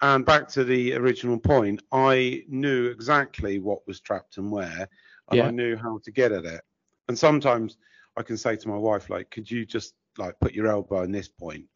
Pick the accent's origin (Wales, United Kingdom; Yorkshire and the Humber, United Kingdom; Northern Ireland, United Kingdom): Yorkshire and the Humber, United Kingdom; I'm from Yorkshire.